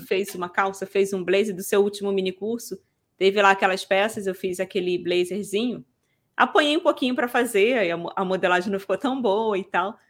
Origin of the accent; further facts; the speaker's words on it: Rio de Janeiro, Brazil; Eu sou do Rio, gente, da capital